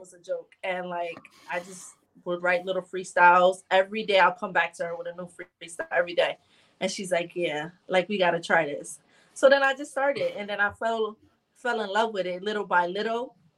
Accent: Bridgeport, Connecticut, United States; I am from Bridgeport, Connecticut

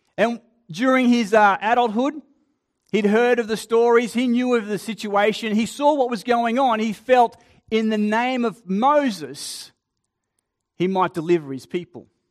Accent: Queensland, Australia; also born or lived in Sydney, Australia; now in Adelaide area, Australia; being a Queenslander by birth

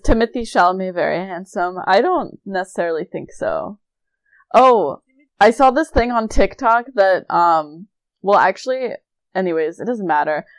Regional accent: East Coast, United States; moved away; I'm from the East Coast

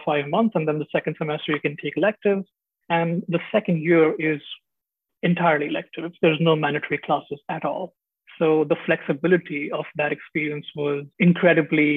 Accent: Mumbai, Maharashtra, India; moved away as an adult; also born or lived in Delhi / Chapel Hill, United States; now in Seattle, United States; I was raised in Mumbai, so huge city, like 18, 20 million people.

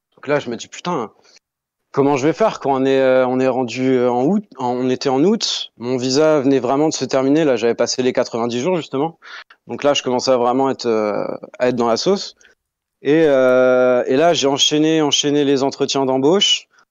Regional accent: Tours, Centre-Val de Loire, France; moved away as an adult; also born or lived in Dubai; now in Canada; Je viens de Tours. Je viens de Tours en France.

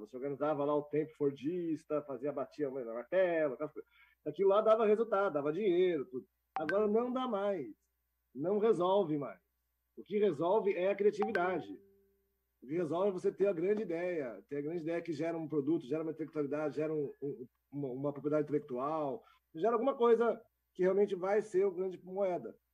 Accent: São Bernardo do Campo, São Paulo, Brazil; Eu sou do São Bernardo do Campo

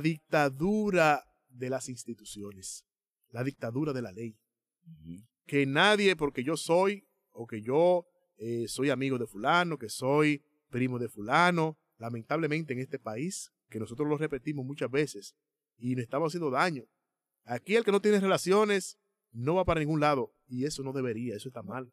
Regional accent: Dominican Republic; nosotros como dominicanos

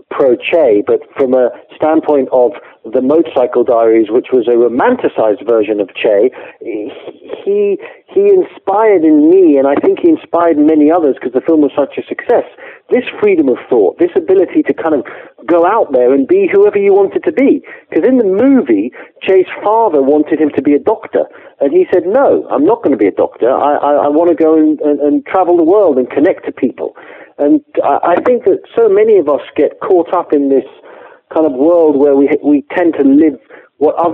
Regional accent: England, United Kingdom; accent: English; I'm English, as you can tell from my very English accent.

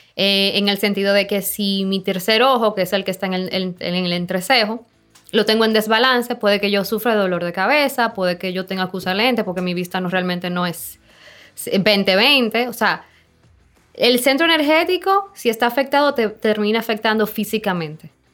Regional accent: Samaná, Dominican Republic; yo soy de Samaná, mi familia es de Samaná

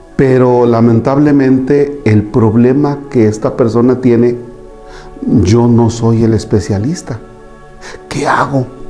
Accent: Mexico

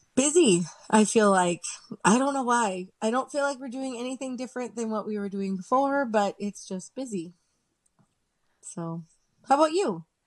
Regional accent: Southern California, United States; I grew up in Southern California

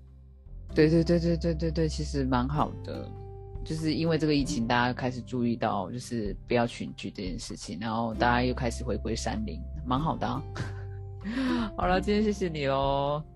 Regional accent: Taiwan; 身为台湾人

